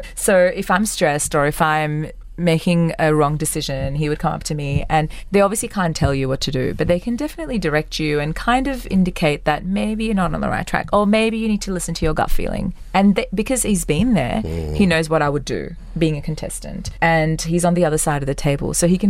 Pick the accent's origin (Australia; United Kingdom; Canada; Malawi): Australia; Like, being Australian, being raised in Australia, I mean, I can see how much they love India.